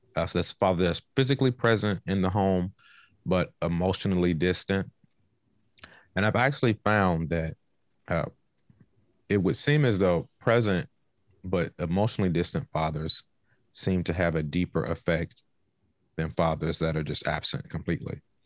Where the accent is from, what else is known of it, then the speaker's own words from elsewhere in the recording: Washington, District of Columbia, United States; moved away; also born or lived in North Carolina / Oklahoma / California; I am originally from Southeast Washington, D C